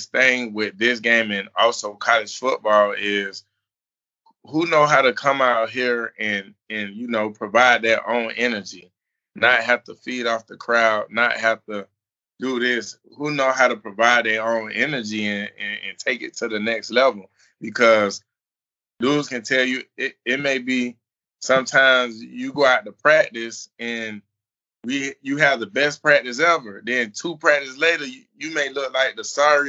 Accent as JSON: {"language": "English", "town": "Orlando", "region": "Florida", "country": "United States", "tie": "born or raised there", "said": "I'm from Orlando"}